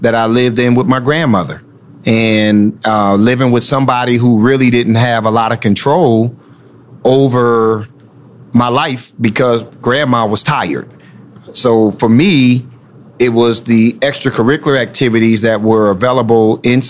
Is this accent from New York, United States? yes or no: yes; Rochester, New York, United States; moved away as an adult; now in Anne Arundel County, United States; I grew up in Rochester, New York